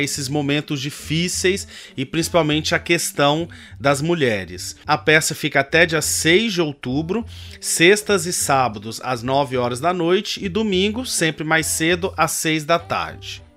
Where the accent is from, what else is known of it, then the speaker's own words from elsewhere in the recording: Goiás, Brazil; now in São Paulo, Brazil; sou goiano